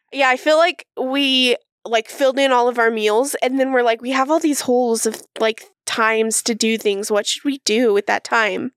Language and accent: English; Utah, United States; moved away as an adult; also born or lived in Manhattan, New York / Connecticut / Brooklyn, New York; I moved back to Utah.